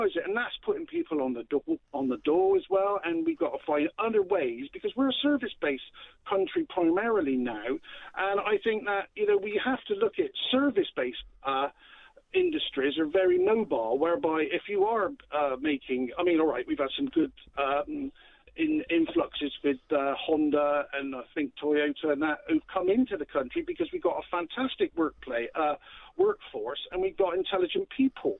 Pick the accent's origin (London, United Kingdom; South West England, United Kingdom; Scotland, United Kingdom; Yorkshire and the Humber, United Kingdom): South West England, United Kingdom; Bristol; I'm from Bristol